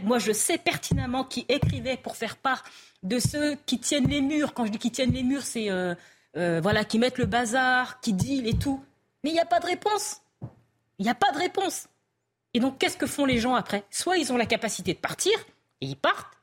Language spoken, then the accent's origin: French; Île-de-France, France; moved away as an adult; now in Lille, France; je travaillais au tribunal d'Evry, donc j'entendais en plus les juges parler des quartiers, des quartiers là où j'ai grandi